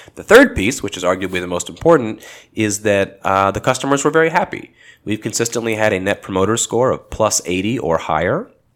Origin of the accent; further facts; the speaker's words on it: Los Angeles, California, United States; I grew up in Los Angeles, and I still live in the L A area today